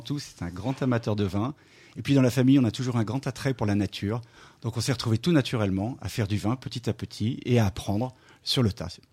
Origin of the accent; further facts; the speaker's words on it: Lyon, Auvergne-Rhône-Alpes, France; je suis né à Lyon